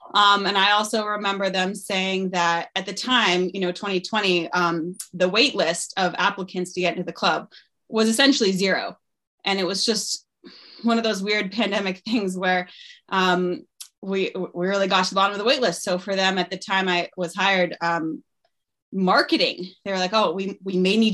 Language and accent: English; Stowe, Vermont, United States; moved away as an adult; I moved back to my hometown in 2019 to start a family.